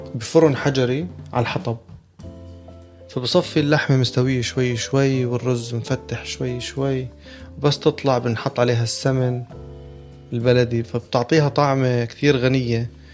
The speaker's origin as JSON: {"language": "Arabic", "country": "Jordan", "moved": "yes", "lives_now": "United Arab Emirates", "said": "أنا من الأردن"}